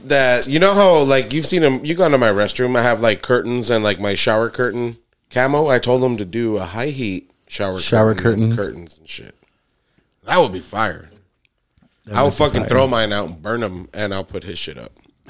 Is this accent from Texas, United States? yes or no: yes; Laredo, Texas, United States; I ain't from there, man. Yeah. I'm from Laredo.